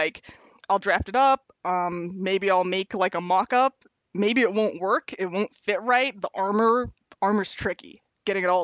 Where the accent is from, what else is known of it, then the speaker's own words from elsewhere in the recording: Wisconsin, United States; I'm from Wisconsin